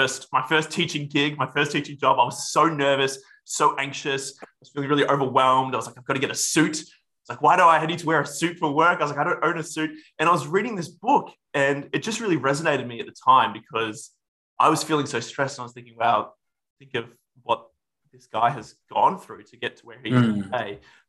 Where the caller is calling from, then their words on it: West Melbourne, Victoria, Australia; No, I'm currently speaking to you from West Melbourne. I moved here about a year